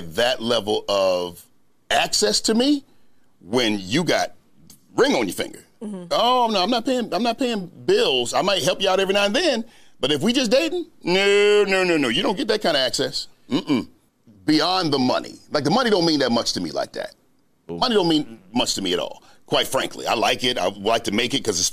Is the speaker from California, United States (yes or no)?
no; North Carolina, United States; I'm from North Carolina. I'm a little country